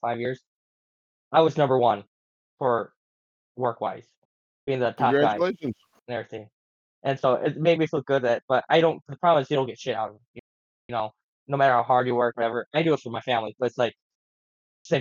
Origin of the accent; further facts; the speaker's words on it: United States; we're from Lewis County